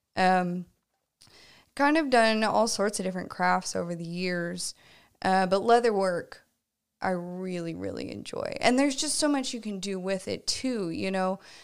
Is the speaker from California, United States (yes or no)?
no; Tulsa, Oklahoma, United States; moved away; I am from the Tulsa area originally.